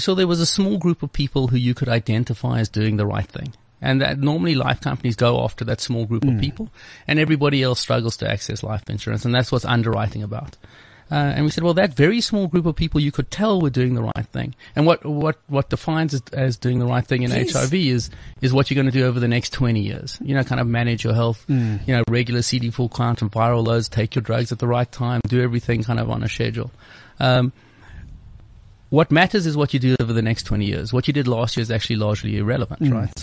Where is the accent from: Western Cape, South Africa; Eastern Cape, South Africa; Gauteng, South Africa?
Western Cape, South Africa; Cape Town; moved away as an adult; also born or lived in United States; I grew up in Cape Town